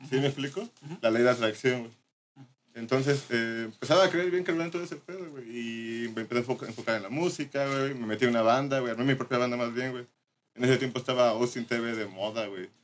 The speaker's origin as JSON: {"language": "Spanish", "region": "Morelos", "country": "Mexico", "said": "soy de Morelos"}